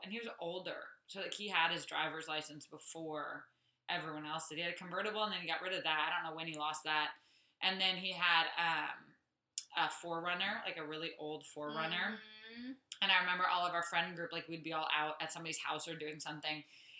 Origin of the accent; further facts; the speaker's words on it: Saudi Arabia; I grew up in Saudi Arabia.